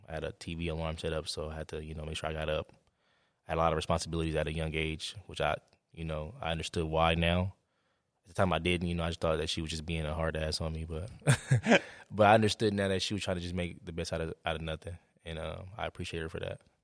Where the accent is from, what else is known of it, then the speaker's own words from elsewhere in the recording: Oakland, California, United States; moved away; growing up in Oakland